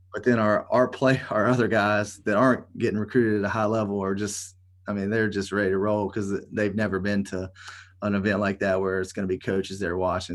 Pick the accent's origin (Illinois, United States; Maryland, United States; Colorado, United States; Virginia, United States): Virginia, United States; Elkton; a kid from Elkton, Virginia